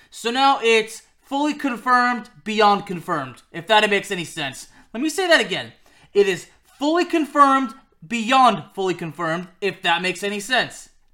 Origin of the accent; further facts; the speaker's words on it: Lyon, Auvergne-Rhône-Alpes, France; played in my hometown club of Lyon